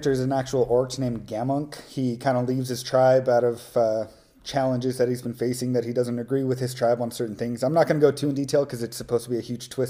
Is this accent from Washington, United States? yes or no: no; California, United States; moved away as an adult; also born or lived in Hawaii; I'm actually from California, lived there for 18 years, joined the military at a very young age, and lived in Hawaii for 3 years after